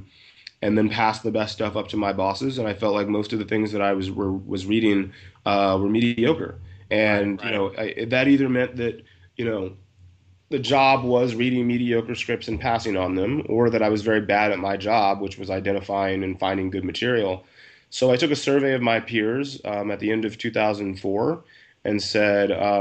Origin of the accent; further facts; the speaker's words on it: West Central Georgia, United States; moved away as an adult; also born or lived in New York; now in Los Angeles, United States; I grew up in West Central Georgia